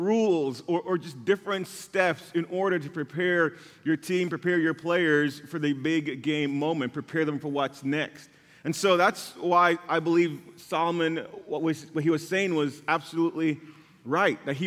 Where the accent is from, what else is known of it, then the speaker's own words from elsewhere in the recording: Jamaica; growing up in Jamaica